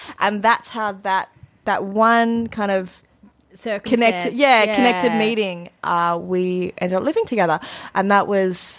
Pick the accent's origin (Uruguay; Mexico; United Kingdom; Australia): Australia; moved away as an adult; now in Melbourne, Australia; I cannot live in my small town, like my small town and my hometown, even though it's actually quite a big town. We say a small town, country town